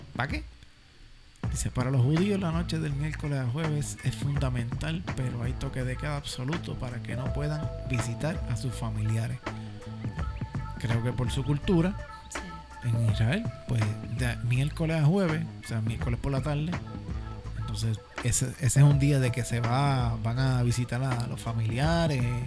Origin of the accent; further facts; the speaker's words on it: Puerto Rico; nosotros como puertorriqueños